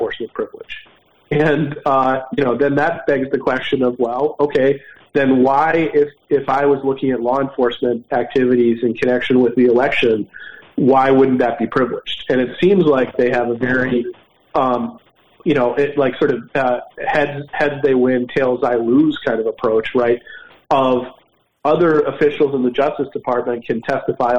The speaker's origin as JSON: {"language": "English", "town": "Philadelphia", "region": "Pennsylvania", "country": "United States", "tie": "born or raised there", "said": "Philadelphia, my hometown"}